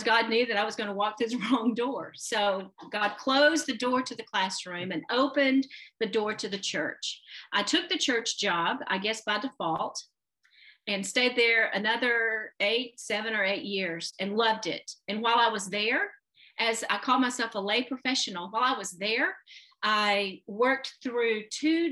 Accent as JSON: {"language": "English", "town": "Anderson", "region": "Alabama", "country": "United States", "tie": "born or raised there", "also_born_or_lived": "Huntsville, Alabama / Memphis, Tennessee", "moved": "as an adult", "said": "a junior high school in my hometown of Anderson, Alabama"}